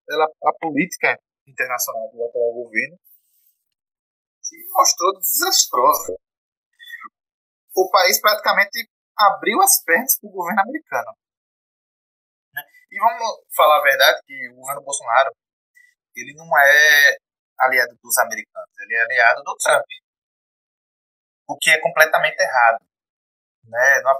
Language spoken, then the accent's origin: Portuguese; Brazil; a gente é brasileiro.